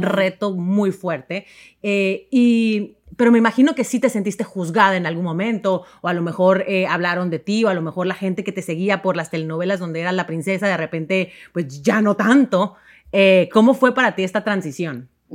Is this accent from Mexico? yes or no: yes; Mexico; yo como mexicana